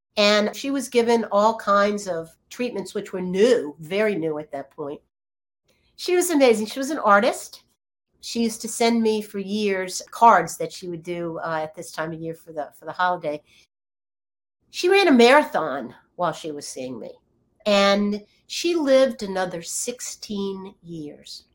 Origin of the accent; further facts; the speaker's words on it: Virginia, United States; moved away; also born or lived in California; I grew up in Virginia as a as an only child